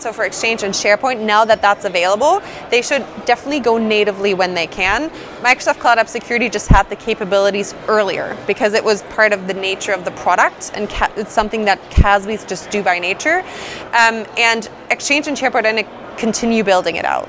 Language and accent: English; Germany; moved away as an adult; now in Redmond, United States; Born and raised in Germany, and I moved over to the states about three and a half years ago.